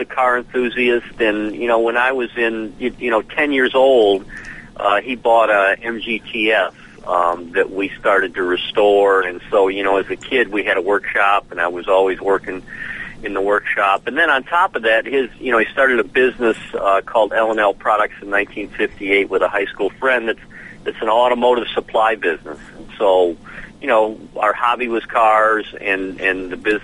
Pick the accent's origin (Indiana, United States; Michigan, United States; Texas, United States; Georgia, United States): Michigan, United States; Romeo; now in Nashville, United States; we grew up in Romeo, north of Detroit, small town, maybe 10,000 people